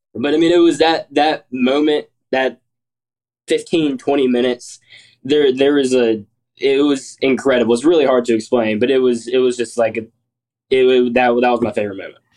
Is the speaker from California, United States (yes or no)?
no; Columbus, Georgia, United States; I'm from Columbus, Georgia.